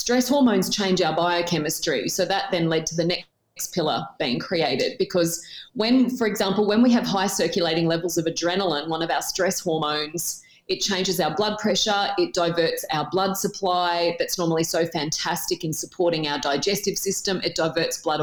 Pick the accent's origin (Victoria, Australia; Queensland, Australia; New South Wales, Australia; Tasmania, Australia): New South Wales, Australia; Tamworth; born or raised there; moved away as an adult; also born or lived in Newcastle, New South Wales